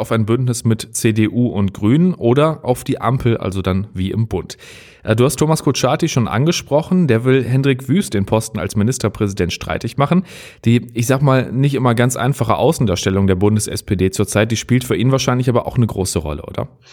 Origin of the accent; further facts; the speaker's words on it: North Rhine-Westphalia, Germany; bei uns in NRW